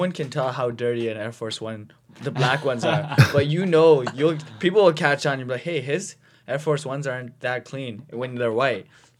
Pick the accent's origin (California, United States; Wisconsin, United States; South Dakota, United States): California, United States; Compton; I'm from Compton.